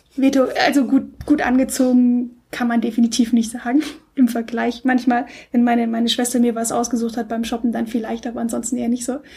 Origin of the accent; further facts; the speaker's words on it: Stuttgart, Baden-Württemberg, Germany; ich komme aus Stuttgart, da bin ich aufgewachsen